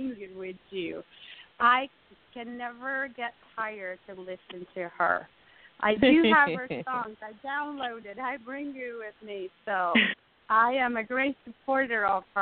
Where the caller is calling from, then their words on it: Watertown, New York, United States; I'm calling from Watertown, New York